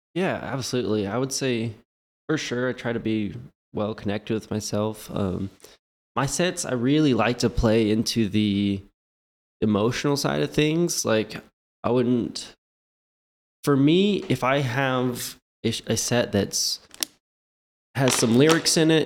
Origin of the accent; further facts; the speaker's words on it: Lawrence, Kansas, United States; now in Kansas City, United States; I'm actually from Lawrence